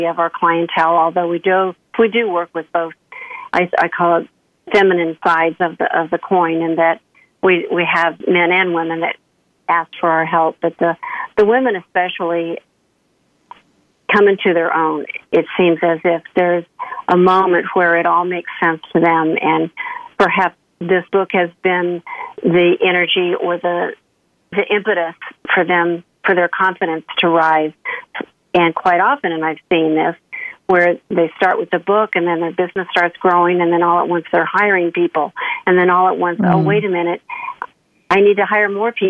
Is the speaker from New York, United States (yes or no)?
no; Oklahoma, United States; I grew up in Oklahoma, kind of the southern Midwest.